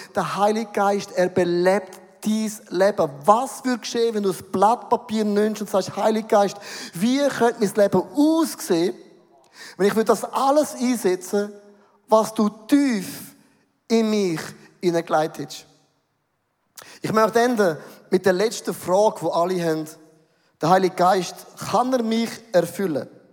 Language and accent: German; Switzerland; Bin ein Schweizer, bodenständig